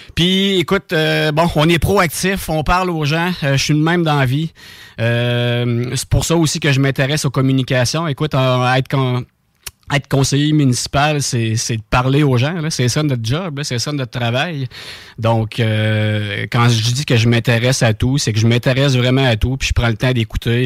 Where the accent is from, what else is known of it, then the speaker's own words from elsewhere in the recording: Saint-Anselme, Quebec, Canada; je viens de Saint-Anselme